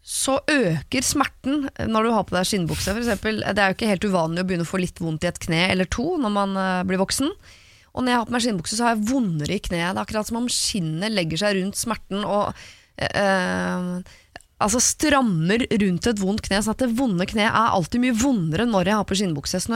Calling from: Vestby, Akershus, Norway

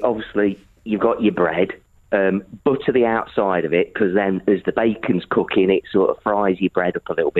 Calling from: Retford, East Midlands, United Kingdom; I'm calling from Retford in Nottinghamshire.

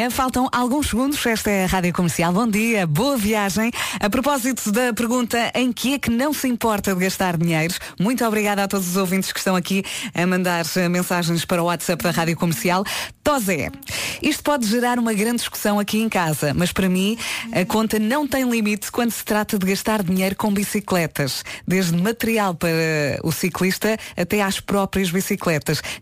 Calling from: Albufeira, Algarve, Portugal

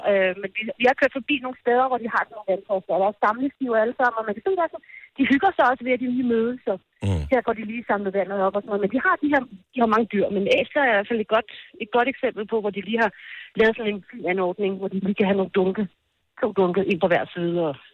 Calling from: Ethiopia; Godmorgen, jeg er direkte fra Vukrum.

